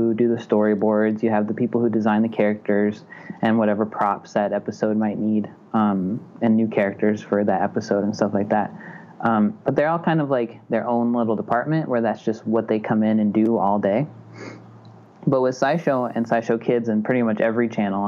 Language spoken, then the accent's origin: English; Butte, Montana, United States; also born or lived in Chicago / Missoula, Montana; I'm from Butte, Montana, which is like an hour and a half away from Missoula